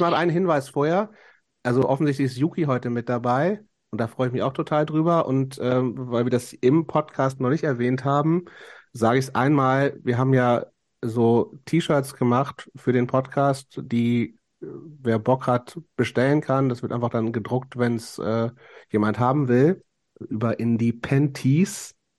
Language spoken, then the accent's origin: German; Lower Saxony countryside, Germany; born or raised there; moved away